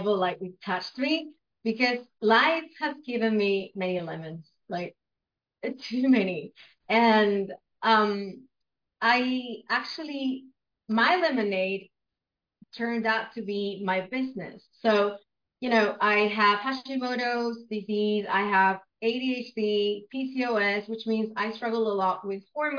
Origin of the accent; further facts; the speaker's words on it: Buenos Aires, Argentina; first language Spanish; English is a second language; I'm from Argentina, Buenos Aires in particular